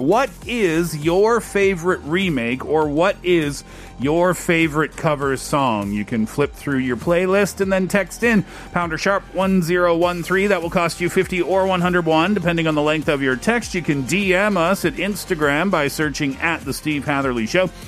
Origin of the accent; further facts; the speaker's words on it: South Korea; I am from Korea